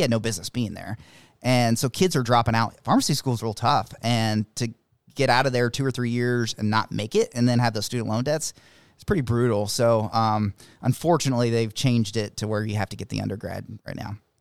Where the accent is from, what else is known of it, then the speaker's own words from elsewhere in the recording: Monticello, United States; also born or lived in Paw Paw, Michigan; I lived most of my life here in Monticello